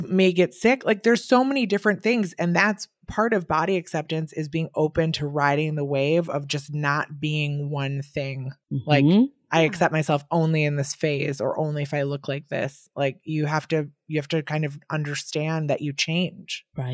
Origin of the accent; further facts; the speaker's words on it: Wisconsin, United States; now in New York, United States; I'm from Wisconsin and I'm here in New York